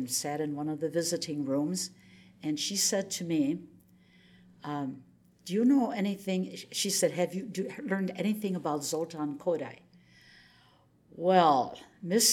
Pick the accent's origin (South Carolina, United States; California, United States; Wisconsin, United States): Wisconsin, United States; Oshkosh; I'm this kid from Oshkosh, Wisconsin.